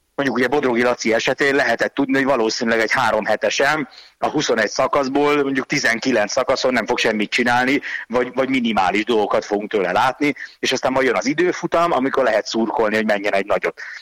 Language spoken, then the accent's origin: Hungarian; Hungary; first language Hungarian; én meg magyar vagyok